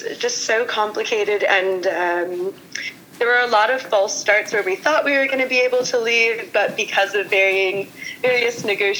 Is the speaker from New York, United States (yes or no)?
yes; New York City, New York, United States; moved away as an adult; also born or lived in Moldova; now in Boston, United States; I'm from New York City and I didn't really feel comfortable going back home because of what's going on in New York City right now, which is why I came to Boston.